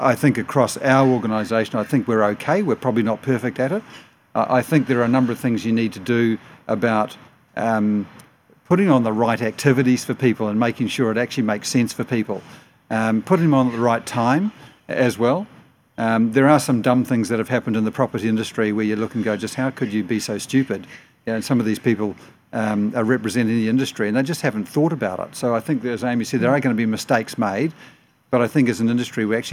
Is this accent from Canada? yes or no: no; New Zealand; now in Australia; I'm a Kiwi